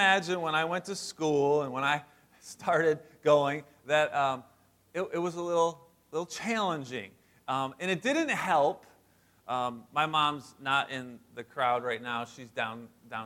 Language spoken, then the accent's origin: English; West Branch, Michigan, United States; also born or lived in St. Clair Shores, Michigan; this was my life growing up in West Branch